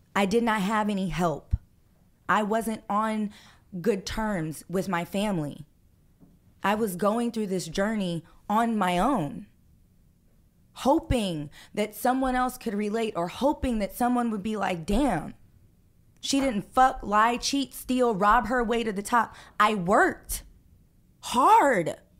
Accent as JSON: {"language": "English", "town": "Los Angeles", "region": "California", "country": "United States", "tie": "born or raised there", "said": "I grew up in Hollywood."}